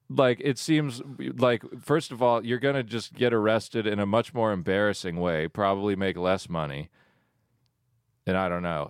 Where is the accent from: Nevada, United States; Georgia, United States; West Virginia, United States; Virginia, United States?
Georgia, United States; Woodstock; I grew up in Woodstock, Georgia